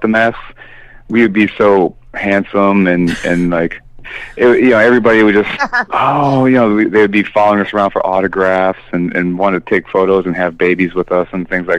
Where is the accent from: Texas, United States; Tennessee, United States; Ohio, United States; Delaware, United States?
Ohio, United States; Cleveland; I'm from Cleveland. You know, it's in it's in our blood to be self-doubting, self-deprecating fucks